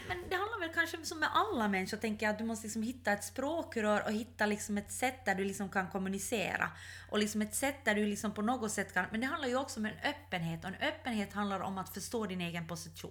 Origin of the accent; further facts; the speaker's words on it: Ostrobothnia, Finland; jag är uppvuxen i Österbotten.